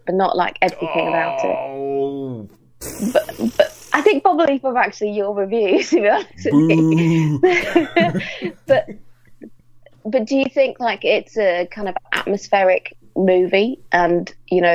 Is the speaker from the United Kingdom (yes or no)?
yes; Lytham St Annes, North West England, United Kingdom; as a kid just hanging around in St. Anne's, which is where I grew up near Blackpool